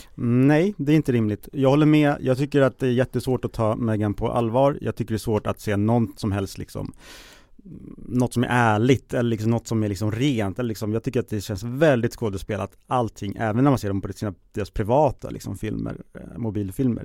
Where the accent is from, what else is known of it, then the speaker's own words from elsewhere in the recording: Sweden; som svensk